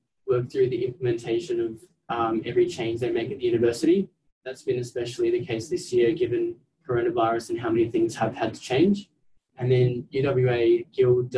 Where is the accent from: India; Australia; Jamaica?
Australia; Adelaide, South Australia; moved away as an adult; now in Perth, Australia; I'm actually originally from Adelaide. I grew up and did my schooling there